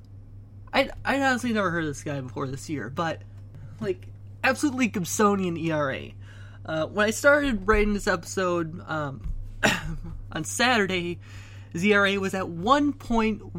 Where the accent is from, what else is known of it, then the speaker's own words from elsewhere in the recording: Wisconsin, United States; growing up in Wisconsin